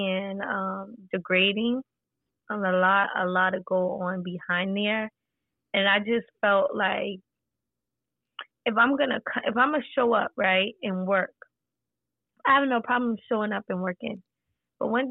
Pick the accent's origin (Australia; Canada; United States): United States; Charleston, South Carolina; I'm from Charleston, South Carolina